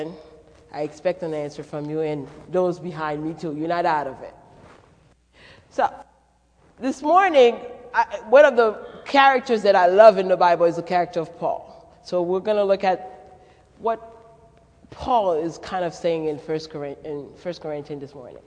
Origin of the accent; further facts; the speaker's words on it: Haiti; accent: French, Haitian, Creole, Brooklyn, New York accent; moved away; also born or lived in Manhattan, New York / Connecticut; I was born in Manhattan, but I grew up in Haiti, so I would spend a school year in Haiti and the summers in New York. So the accent that you're picking up is a French, Haitian, Creole, Brooklyn, New York accent.